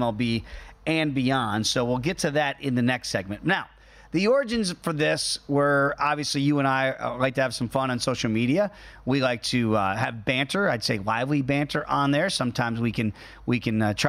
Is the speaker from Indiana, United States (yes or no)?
no; New York, United States; growing up in New York, really showing my age in the 70s